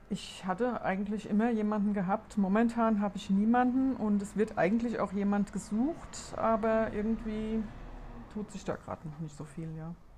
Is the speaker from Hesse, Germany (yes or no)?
yes; Rheingau, near Wiesbaden, Hesse, Germany; accent: Hessian; moved away as an adult; ich bin ja tatsächlich überhaupt nicht von hier. Ich bin aus Hessen